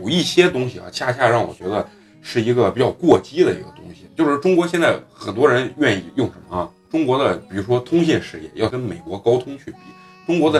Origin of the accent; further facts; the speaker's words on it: Malaysia; 我们马来西亚人呢有自己的这个呃，就是说呃处世之道